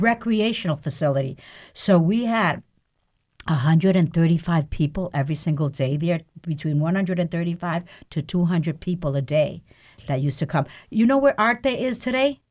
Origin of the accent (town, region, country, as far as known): New Haven, Connecticut, United States; born or raised there; also born or lived in Lares, Puerto Rico